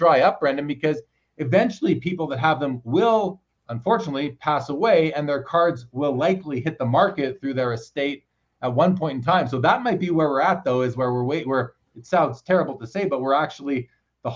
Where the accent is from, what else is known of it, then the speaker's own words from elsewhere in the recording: Canada; I'm a Canadian.